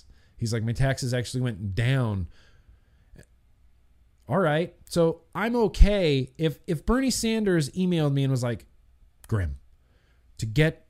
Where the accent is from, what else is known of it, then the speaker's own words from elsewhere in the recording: Australia; Light, I'm an Australian.